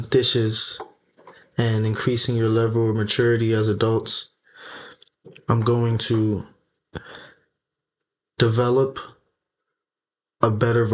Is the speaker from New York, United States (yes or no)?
yes; New York City, New York, United States; I'm from the Bronx